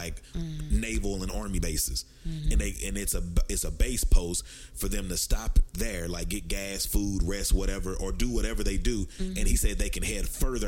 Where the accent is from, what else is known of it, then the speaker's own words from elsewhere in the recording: Dallas, Texas, United States; also born or lived in Texarkana; I'm from Dallas, Texas, by way of Texarkana.